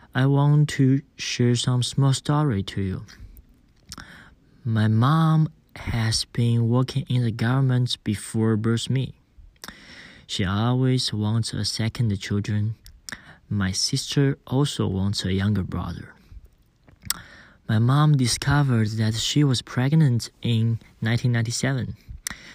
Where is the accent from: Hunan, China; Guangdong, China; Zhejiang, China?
Zhejiang, China; Wenzhou; I come from Wenzhou.